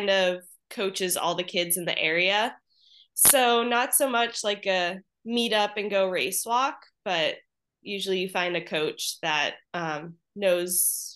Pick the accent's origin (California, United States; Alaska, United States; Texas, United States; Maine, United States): Maine, United States; moved away as an adult; also born or lived in South Dakota; I'm originally from Maine, and in Maine, race walk is a high school sport. So started race walking in high school